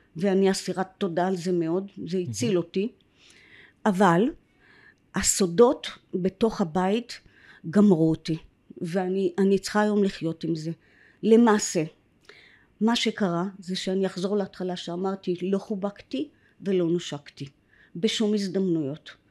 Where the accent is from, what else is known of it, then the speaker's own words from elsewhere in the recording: Kfar HaNassi, Northern District, Israel; first language English; Hebrew is a second language; also born or lived in Jerusalem; אני מקיבוץ כפר הנשיא בגליל העליון. הגעתי לשם בגיל אה, שנתיים